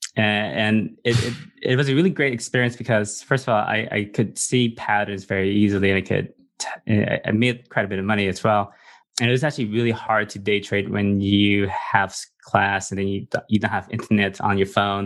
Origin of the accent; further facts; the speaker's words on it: Los Angeles, California, United States; also born or lived in refugee camp; I came to America when I was three, and I grew up in Los Angeles, in California